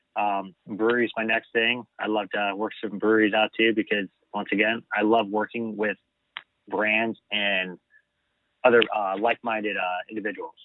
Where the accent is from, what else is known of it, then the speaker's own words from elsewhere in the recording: United States; being American